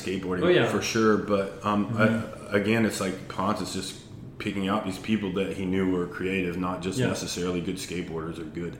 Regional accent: North Carolina, United States; also born or lived in Florida / Virginia; Yep. I'm originally from North Carolina. We moved there. I say originally. I was actually born in Florida.

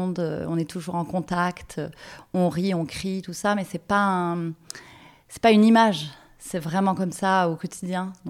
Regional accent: Marseille, Provence-Alpes-Côte d'Azur, France; c'était d'être actrice de ma ville parce que je suis amoureuse de Marseille.

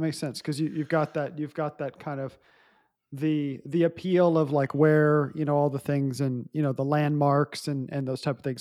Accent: Fredericksburg, Texas, United States; in my hometown, um, small town of Fredericksburg. And, um, I've, I grew up there all my life

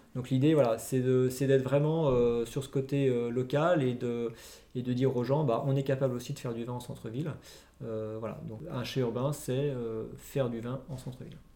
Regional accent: Lyon, Auvergne-Rhône-Alpes, France; nous on est lyonnais, on a grandi à Lyon, enfin on est parti à droite à gauche après, mais on a globalement plus vécu à Lyon qu'ailleurs

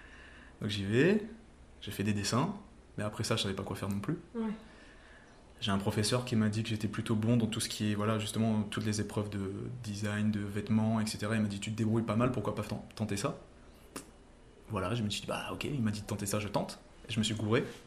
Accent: Saint-Pierre, Réunion; je suis un réunionnais de Saint-Pierre qui a monté son entreprise à Saint-Pierre

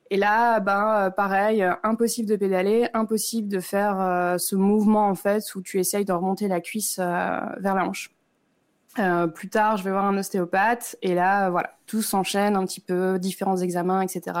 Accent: northern France, France; moved away as an adult; now in Lausanne, Switzerland; euh, je suis originaire du nord de la France, mais je vis depuis maintenant 7 ans en Suisse à Lausanne. J'ai 34 ans

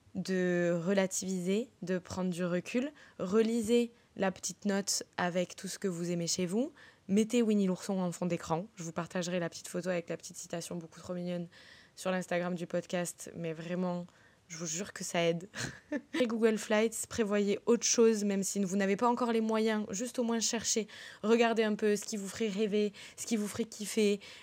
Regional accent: southern France, France; moved away; also born or lived in London; je viens quand même du sud

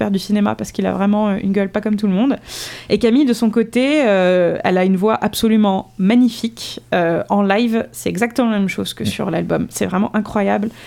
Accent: Metz, Grand Est, France; Moi, je suis née à Metz

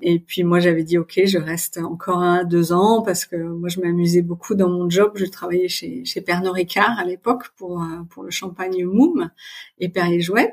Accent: Paris region, near Versailles, Île-de-France, France; moved away as an adult; also born or lived in Haute-Savoie / Voisins-le-Bretonneux / Le Chesnay / England; now in Germany; je suis née en Haute-Savoie parce que mon père travaillait pour pour une boîte de, ski et de produits de ski. Euh, et puis ensuite, il a été muté à Paris. Donc en fait, j'ai grandi en région parisienne. Euh, près de Versailles

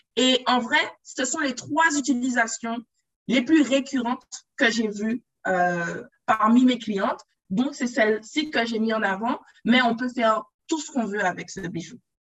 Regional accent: Guadeloupe; de base, je suis Guadeloupéenne.

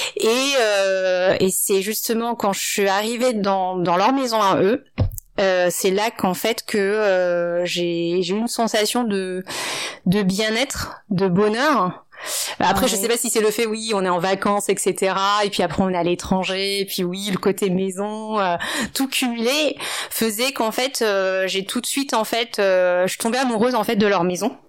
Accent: Paris, Île-de-France, France; also born or lived in Maubeuge / Ivry-sur-Seine / China; mes parents ont déménagé euh, quand j'avais 3 ans dans le 18e arrondissement de Paris, dans le quartier de Max où il y a actuellement encore toujours une petite communauté asiatique. Donc j'ai fait toute mon enfance là-bas.

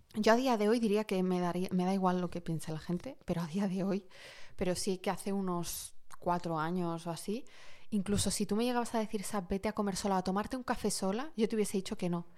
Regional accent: Morocco; moved away; yo soy de origen marroquí

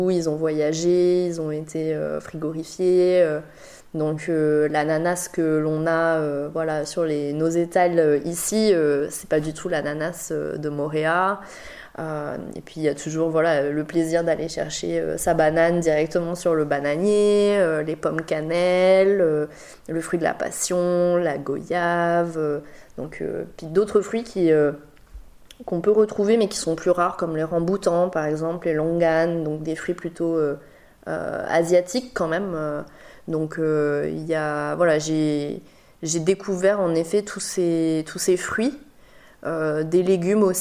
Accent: Bordeaux, Nouvelle-Aquitaine, France; born there; je suis née à Bordeaux, euh, donc, euh, mais j'ai pas vécu euh, et j'ai pas énormément de souvenirs, voilà, parce que j'étais vraiment petite.

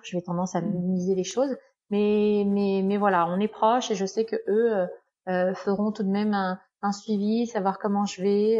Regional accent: France; moved away as an adult; also born or lived in Canada / United States; ça fait quand même près de huit ans que j'ai quitté la France

